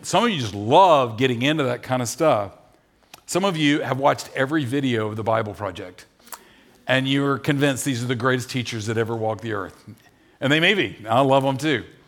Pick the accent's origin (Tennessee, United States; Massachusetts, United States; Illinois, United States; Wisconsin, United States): Tennessee, United States; Nashville; we're from Nashville.